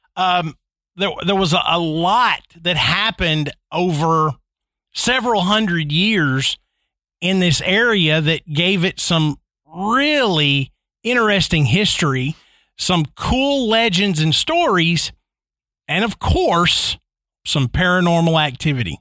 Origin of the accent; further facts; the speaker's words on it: Tennessee, United States; growing up in Tennessee